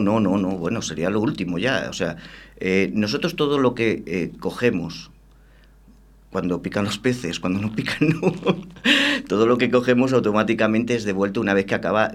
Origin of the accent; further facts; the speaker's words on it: Extremadura, Spain; moved away as an adult; now in Valladolid, Spain; yo soy extremeño, claro, yo llevo ocho años aquí en Valladolid